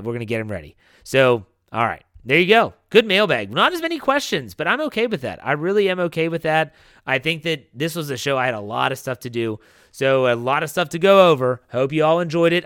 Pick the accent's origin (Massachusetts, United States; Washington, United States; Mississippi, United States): Massachusetts, United States; Boston; I'm from Boston.